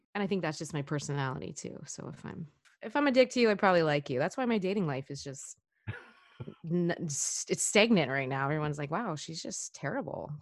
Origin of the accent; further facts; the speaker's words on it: Washington, United States; moved away as an adult; also born or lived in Hawaii; now in California, United States; I grew up in Washington my whole life.